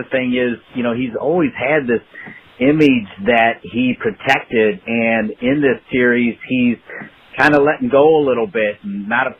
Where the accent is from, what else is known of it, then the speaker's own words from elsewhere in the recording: Ohio, United States; I grew up outside of Toledo.